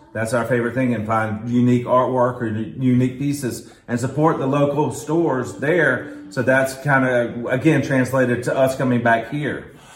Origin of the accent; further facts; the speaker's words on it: Quincy, Florida, United States; also born or lived in Atlanta / Tallahassee; I grew up in Quincy